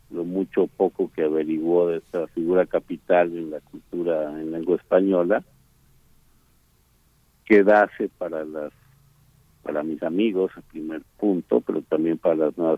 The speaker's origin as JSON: {"language": "Spanish", "country": "Mexico", "said": "Eh bueno, yo como muchísimos mexicanos, tú incluido, pues formamos parte de una conjugación de generaciones"}